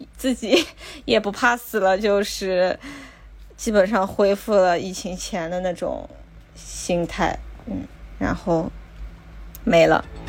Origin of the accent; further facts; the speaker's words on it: China; now in Tokyo, Japan; 我们中国人